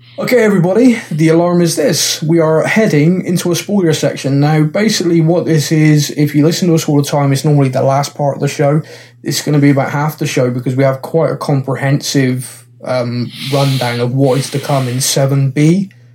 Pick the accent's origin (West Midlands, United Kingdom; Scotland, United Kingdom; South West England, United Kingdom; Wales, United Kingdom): South West England, United Kingdom; Bristol; I'm, I'm from Bristol in England.